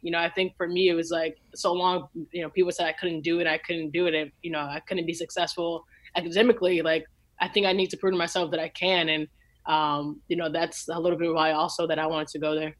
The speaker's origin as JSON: {"language": "English", "town": "Lincolnwood", "region": "Illinois", "country": "United States", "tie": "born or raised there", "said": "I grew up in Lincolnwood, Illinois"}